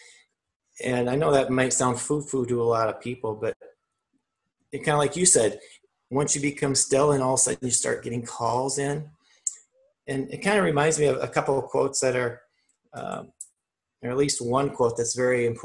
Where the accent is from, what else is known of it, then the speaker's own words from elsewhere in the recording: Midwest, United States; growing up in the Midwest, I had a workaholic dad.